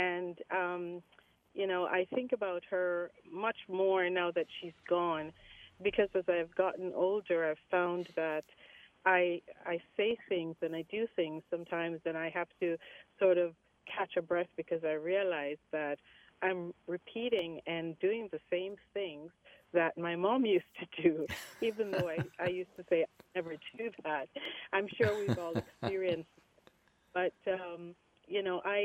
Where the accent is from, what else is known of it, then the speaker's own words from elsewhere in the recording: Jamaica; my mom was active in the Baptist church where we grew up in Jamaica, in the country.